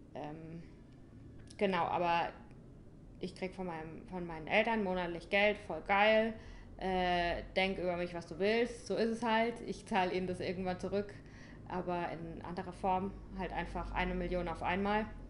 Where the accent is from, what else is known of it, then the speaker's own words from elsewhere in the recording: St. Leon-Rot, Baden-Württemberg, Germany; moved away as an adult; also born or lived in Berlin; Ich komme aus St. Leon Roth.